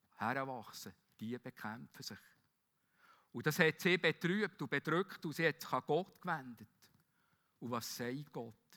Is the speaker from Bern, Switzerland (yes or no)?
yes; Bern, Switzerland; Wie wir auch sagen als Berner